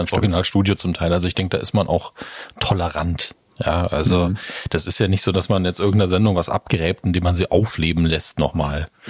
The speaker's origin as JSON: {"language": "German", "region": "Saarland", "country": "Germany", "said": "als Saarländer"}